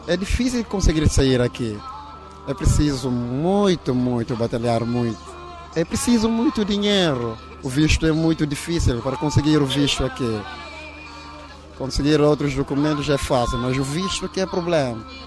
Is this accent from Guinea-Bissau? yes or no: yes; Guinea-Bissau; sou guineense